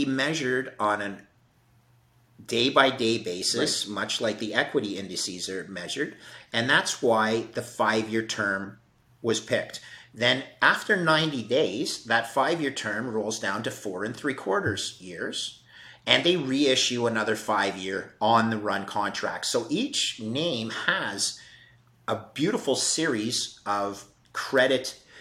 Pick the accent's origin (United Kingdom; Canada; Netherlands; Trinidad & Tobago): Canada; Canada, which is my home country